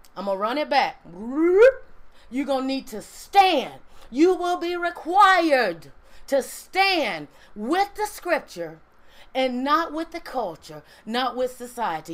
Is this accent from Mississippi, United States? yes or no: yes; Mississippi, United States; I'm from Mississippi